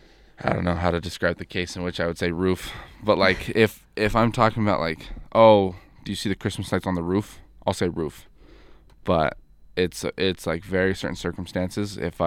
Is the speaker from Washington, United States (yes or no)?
no; California, United States; moved away; I'm from California